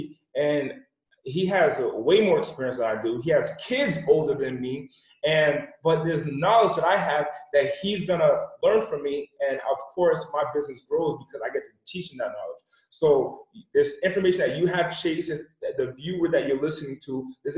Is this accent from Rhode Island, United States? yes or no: yes; East Coast, Rhode Island, United States; I'm originally from the West Coast, from the East Coast. I was raised in an impoverished area in the smallest city, in the smallest state.